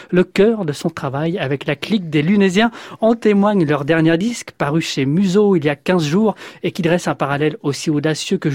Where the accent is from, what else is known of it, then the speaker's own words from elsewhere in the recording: France; chez nous en France